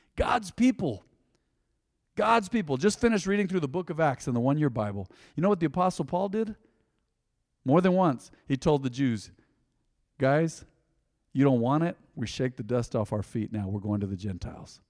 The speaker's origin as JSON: {"language": "English", "country": "United States", "said": "I'm a believer before I'm an American"}